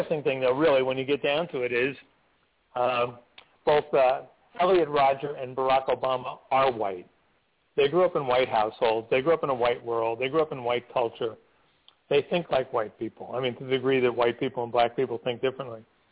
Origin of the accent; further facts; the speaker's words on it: Newark, New Jersey, United States; I grew up in Newark in a single-parent household in a public housing project.